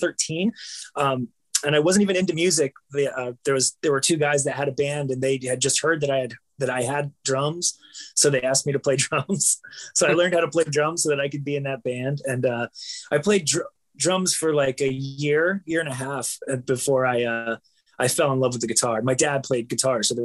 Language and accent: English; Bucyrus, Ohio, United States; also born or lived in Galion, Ohio; I was born in a Galien hospital in Galien, Ohio, but it was like 8 miles away from the town that I grew up in, called Bucyrus, Ohio.